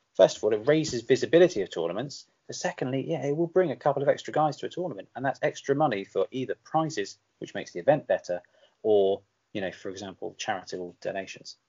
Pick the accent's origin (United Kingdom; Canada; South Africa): United Kingdom; England; am I still an Englander